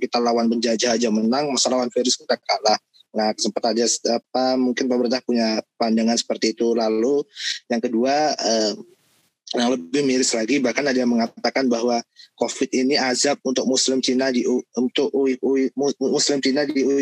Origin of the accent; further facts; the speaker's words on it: Lampung, Indonesia; ya gue orang Lampung nih gue cerita sedikit pengalaman di daerah gue